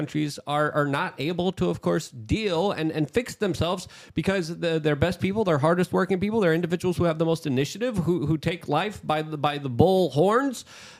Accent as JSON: {"language": "English", "country": "Poland", "moved": "yes", "lives_now": "United States", "said": "like my family did, like I did, because I came from Poland"}